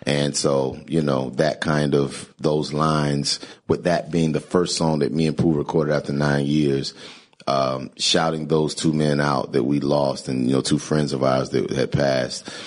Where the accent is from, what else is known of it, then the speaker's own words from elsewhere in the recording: Greensboro, North Carolina, United States; where I grew up in Greensboro, North Carolina, it was a college town.